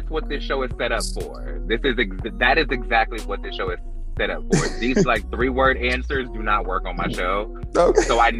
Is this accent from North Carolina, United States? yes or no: yes; Raeford, North Carolina, United States; moved away as an adult; also born or lived in Atlanta, Georgia; I'm from Rayford, North Carolina. It's a very, very, very small town.